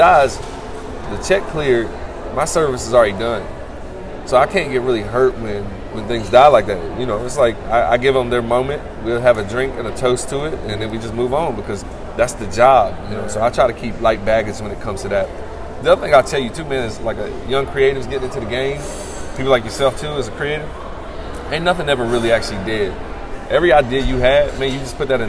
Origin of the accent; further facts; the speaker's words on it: the South, United States; I'm a Southerner